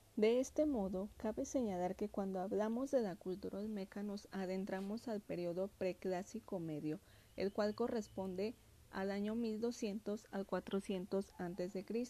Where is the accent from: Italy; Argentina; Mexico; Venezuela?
Mexico